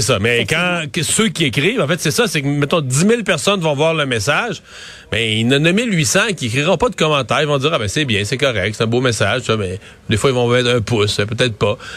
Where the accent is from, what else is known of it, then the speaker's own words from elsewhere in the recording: Quebec, Canada; en tant que Québécois, en tant que Québécois francophone